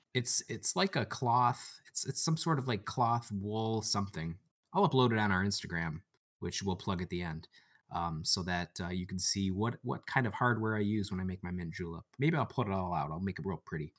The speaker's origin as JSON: {"language": "English", "area": "about an hour outside of Detroit", "region": "Michigan", "country": "United States", "said": "I am from the Motor City, uh, about an hour outside of Detroit"}